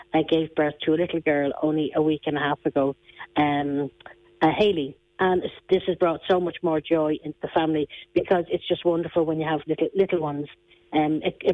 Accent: Ireland; I grew up in Otala village. It was a lovely, quiet little village

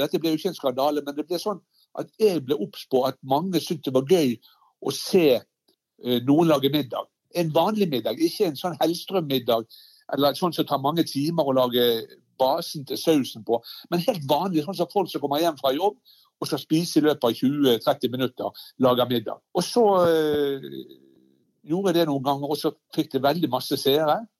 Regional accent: Bergen, Vestland, Norway

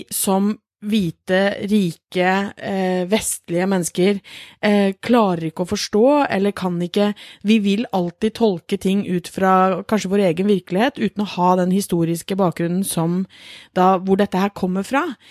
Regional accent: Norway; vi er født i Norge

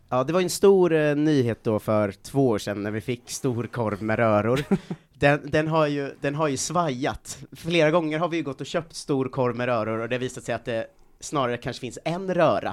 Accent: outside Linköping, Östergötland, Sweden; now in Stockholm, Sweden; jag växte upp utanför Linköping

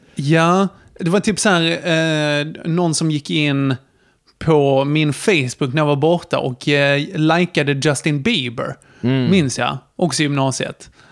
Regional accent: Gässie, Skåne, Sweden; utanför Gässie, där jag växte upp, en liten brunnhåla

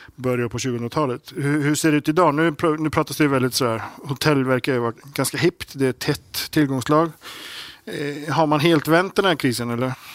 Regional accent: Iceland; moved away; när jag var grabb på Island

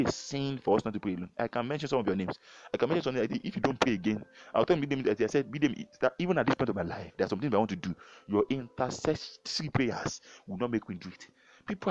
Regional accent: Nigeria; moved away as an adult; now in Canada; we are not escaping from Nigeria. We are fulfilling purpose outside Nigeria. If God tells us to go back to Nigeria tomorrow, we'll go back

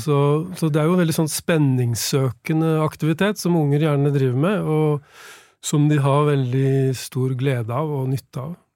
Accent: Nesodden, Akershus, Norway; jeg var sånn syv-åtte år gammel og vokste opp på Nesodden

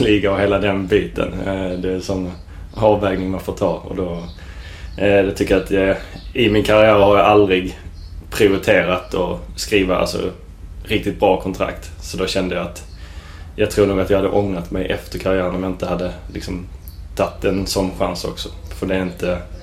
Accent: Sweden; som svensk

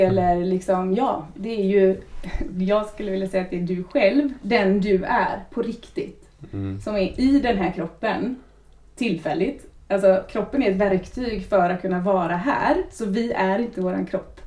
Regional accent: Lilla Edet, Västra Götaland, Sweden; also born or lived in Trollhättan; jag kommer från Lilla Edet. Mm. Så det är ju ändå ganska nära. Gått skolan i Trollhättan

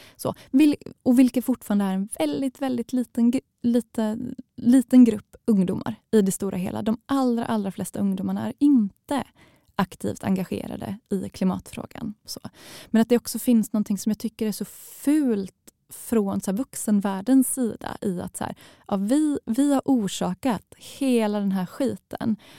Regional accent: Halland County, Sweden; now in Malmö, Sweden; Jag känner mig inte som en skåning eftersom jag kommer från, eh, från Halland

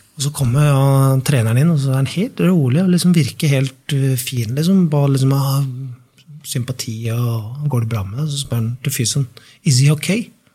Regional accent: Norway; Så kommer vi fra Norge

